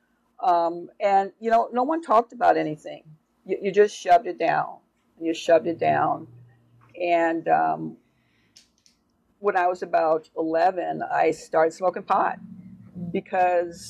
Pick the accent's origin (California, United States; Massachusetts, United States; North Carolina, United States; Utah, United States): California, United States; Oakland; I grew up in Oakland, California